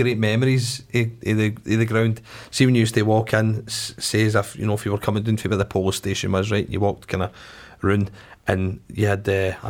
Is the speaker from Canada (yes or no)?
no; Glasgow, Scotland, United Kingdom; I'm from Drumchapel, so the local team was Claybank.